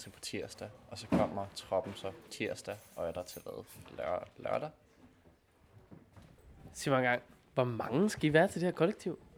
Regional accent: Roskilde, Zealand, Denmark; ja, jeg er fra Roskilde.

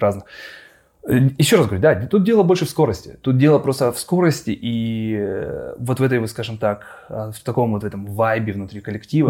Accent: Khabarovsk, Khabarovsk Krai, Russia; moved away; я из Хабаровска

